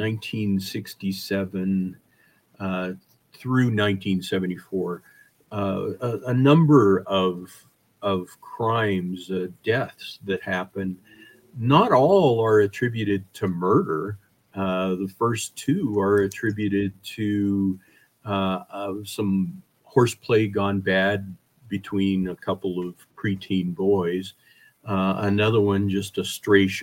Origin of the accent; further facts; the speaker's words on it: Wyoming, United States; also born or lived in Colorado; I grew up in Wyoming